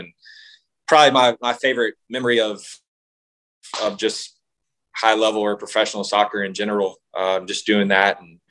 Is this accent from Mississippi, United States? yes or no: yes; Mississippi, United States; Well, no, I was just from Mississippi. We had to go to Kansas City three different times.